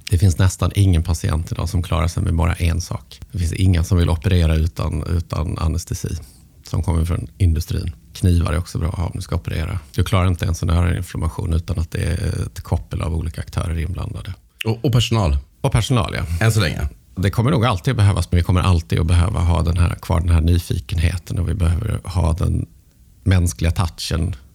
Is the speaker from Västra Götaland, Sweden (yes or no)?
no; Malmö, Skåne, Sweden; Eh, ja, men som Malmöbo.